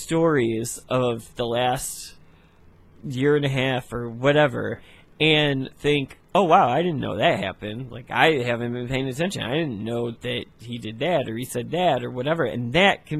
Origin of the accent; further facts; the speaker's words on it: United States; as the American people